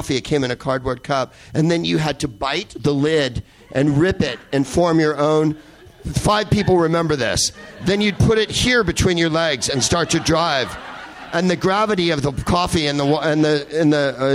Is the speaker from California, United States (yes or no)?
yes; San Carlos, California, United States; I grew up in San Carlos, California, which is the whitest place on the face of Earth